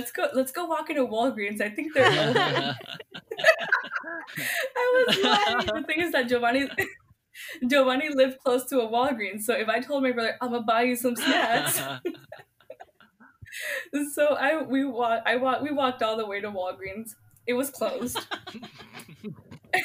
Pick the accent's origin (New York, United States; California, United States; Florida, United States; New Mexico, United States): Florida, United States; moved away; also born or lived in Puerto Rico; I'm from Florida. I wasn't born in Florida, but I was raised there